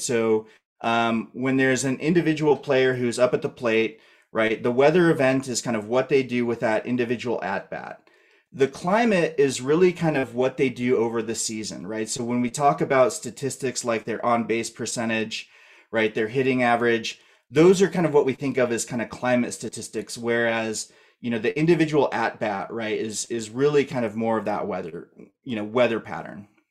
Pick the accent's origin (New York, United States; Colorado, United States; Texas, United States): Colorado, United States; moved away; also born or lived in Idaho; I'm from Colorado originally